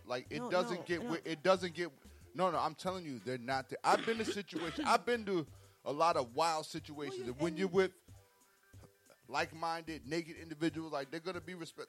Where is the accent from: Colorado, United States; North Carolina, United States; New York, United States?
New York, United States; I'm from New York.